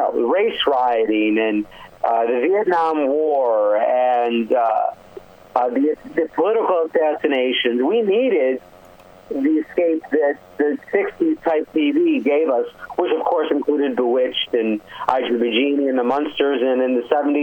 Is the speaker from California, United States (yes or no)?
no; Rochester, New York, United States; I grew up in Rochester, New York, in a beautiful Italian-American family.